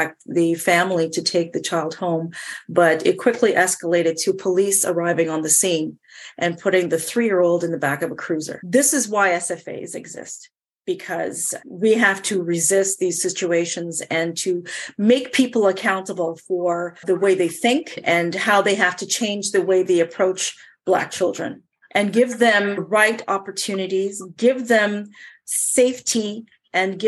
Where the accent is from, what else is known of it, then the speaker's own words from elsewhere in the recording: Montreal, Quebec, Canada; also born or lived in Jamaica; Growing up in Montreal, I was always doing things that put me in front of the class